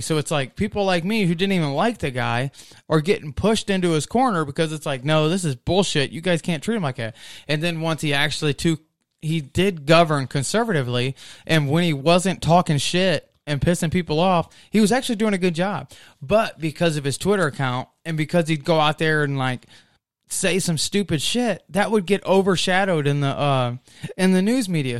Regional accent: United States; American citizens

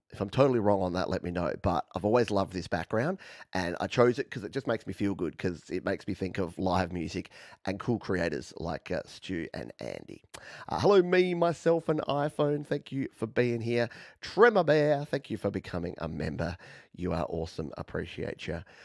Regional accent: Australia; accent: Australian; my weird Australian accent

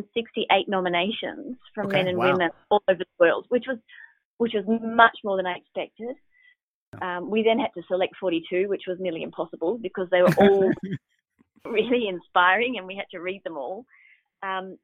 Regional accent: Australia; I'm Australian

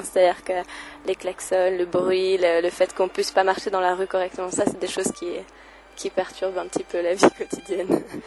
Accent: Italy; now in Lebanon; je suis italienne

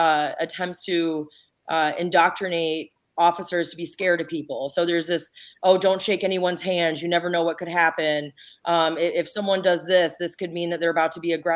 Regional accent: Ypsilanti, Michigan, United States; I grew up in Ipsy and I was a police officer in the community where I grew up

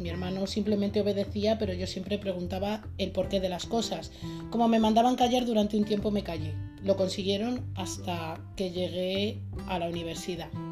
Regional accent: Madrid, Community of Madrid, Spain; Nací en Madrid un 26 de junio de 1989. Eh, crecí también en el seno de una familia trabajadora

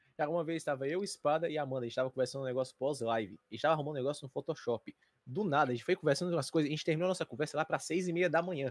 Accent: Fortaleza, Ceará, Brazil; Eu tenho 26 anos e sou de Fortaleza, Ceará

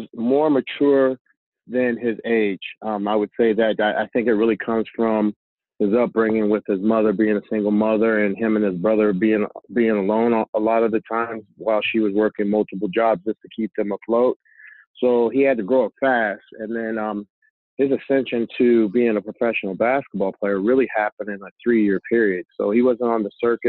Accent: Portland, Oregon, United States; moved away; I'm from Portland, Oregon originally

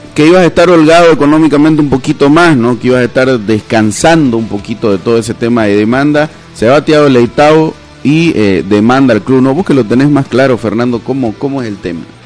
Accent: Bolivia; uno como boliviano, como boliviano estoy hablando

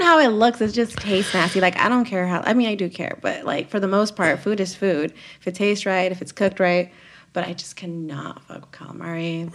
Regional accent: Los Angeles, California, United States; Korean town

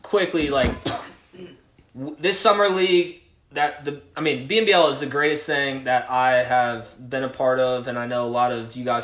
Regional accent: New Jersey, United States; also born or lived in Houston, Texas; when I was born in Texas, we moved back to Jersey

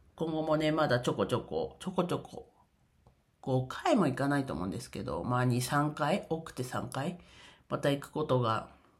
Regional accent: Ninohe, Iwate, Japan; 自分の地元の岩手県二戸市

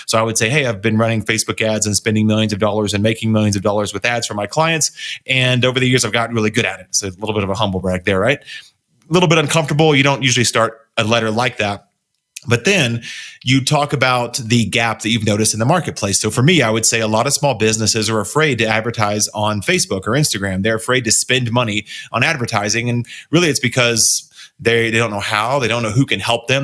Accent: Texas, United States; moved away as an adult; also born or lived in Oklahoma; now in Colorado, United States; I grew up in Texas, grew up really conservative, went to college in Oklahoma, and moved out to Colorado in two thousand four

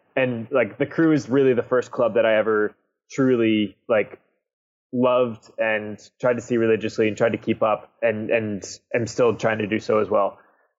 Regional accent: Virginia, United States; born there; also born or lived in Kentucky / Indianola, Iowa / Baltimore, Maryland / Columbus, Ohio; I was born in Virginia, but moved to Kentucky, moved to Iowa, Indianola, Iowa, which is just outside Des Moines, like tiny town. And then we moved to Baltimore, Maryland from there, and then to Columbus, Ohio.

